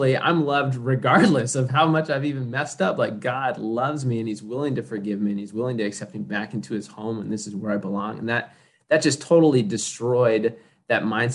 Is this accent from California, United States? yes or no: yes; Victorville, California, United States; now in Los Angeles, United States; Grew up in the high desert, Victorville, Apple Valley